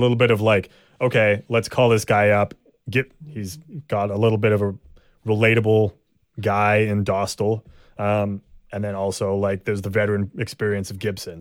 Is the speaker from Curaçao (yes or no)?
no; Canada; we're Canadian